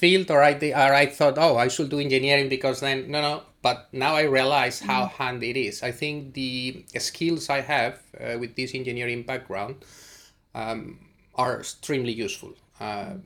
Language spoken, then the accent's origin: English; Spain; moved away as an adult; now in Cambridge, United Kingdom; I come from Spain and I was there at the university as an undergrad study student